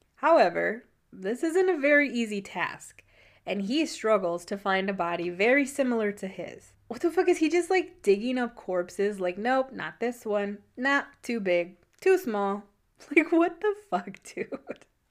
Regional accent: United States; I'm that American

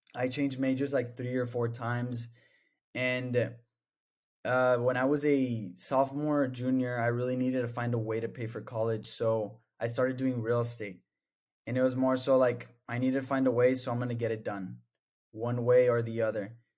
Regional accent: El Paso, Texas, United States; moved away as an adult; now in Austin, United States; I'm from El Paso, Texas.

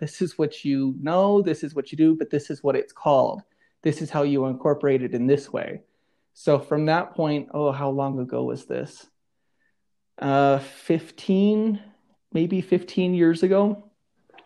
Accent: United States; now in Denver, United States; I blend in my traditions that I learned growing up on the Navajo reservation

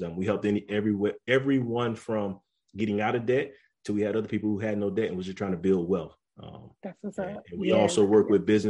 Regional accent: Florence, South Carolina, United States; moved away as an adult; I'm originally from Florence, South Carolina. Me and Raven went to school together from Wilson University or Wilson High

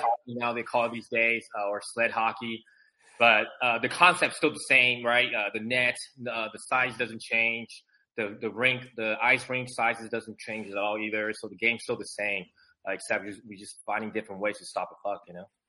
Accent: San Francisco Bay Area, California, United States; also born or lived in Taiwan; my family and I immigrated from Taiwan. You know, so uh, we grew up in California, San Francisco Bay Area

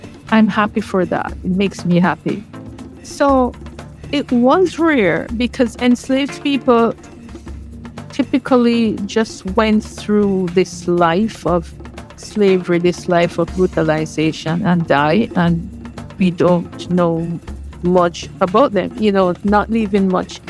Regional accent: Jamaica; moved away; I was born and raised in Jamaica. My heritage is slave heritage. My ancestors were enslaved.

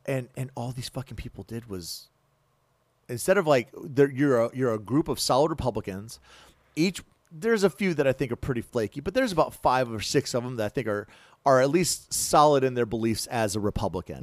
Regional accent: United States; as American citizens

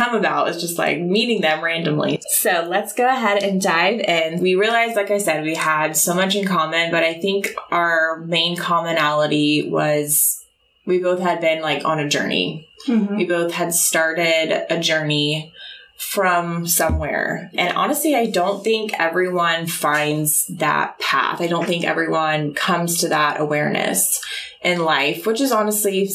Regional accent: Oklahoma City, Oklahoma, United States; moved away; I'm from Oklahoma City

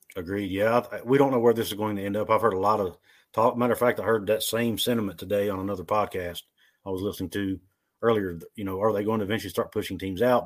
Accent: West Virginia, United States; I was born and raised in West Virginia. I've lived here my whole life.

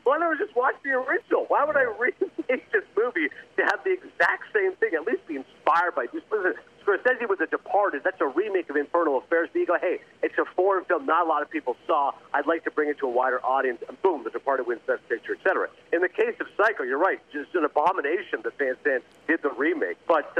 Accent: Toronto, Ontario, Canada; I'm from Toronto, I grew up there

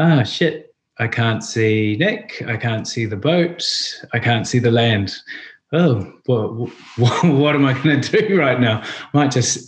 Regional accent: New Zealand; moved away as an adult; now in London, United Kingdom; being Kiwis and growing up in New Zealand

